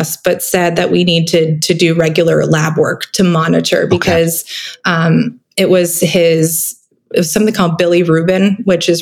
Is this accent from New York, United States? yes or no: no; Vermont, United States; I grew up in Vermont